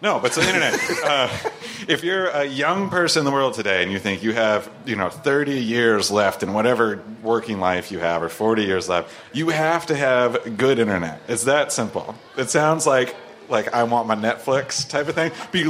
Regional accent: California, United States; I'm from California.

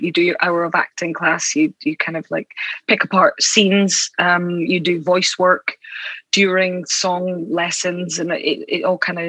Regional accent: Aberdeen, Scotland, United Kingdom; In Aberdeen. Oh, amazing. In the northeast of Scotland.

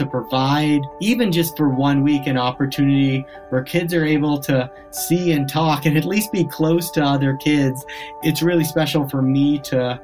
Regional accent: just outside of Boston in New England, Massachusetts, United States; also born or lived in South Africa; I was born in South Africa, I grew up on the East Coast, just outside of Boston in New England

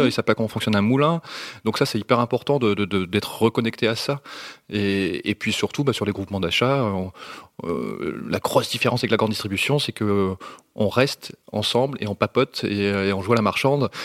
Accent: north of France, France; je viens du nord de la France

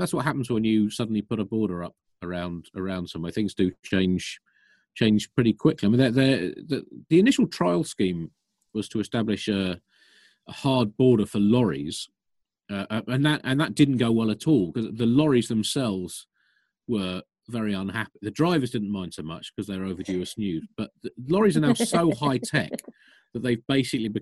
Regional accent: Kent, South East England, United Kingdom; I grew up in Kent

